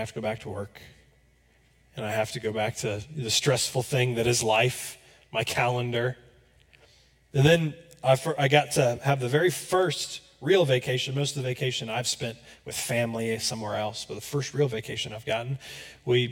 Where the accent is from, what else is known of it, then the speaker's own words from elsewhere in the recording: Florida, United States; moved away as an adult; now in Johnson County, Kansas, United States; I'm from Florida, so it rains pretty much every day